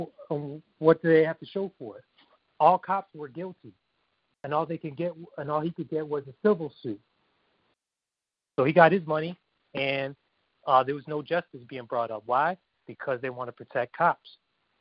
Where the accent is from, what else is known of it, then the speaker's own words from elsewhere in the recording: Illinois, United States; now in California, United States; I'm originally from Illinois, but I now reside in California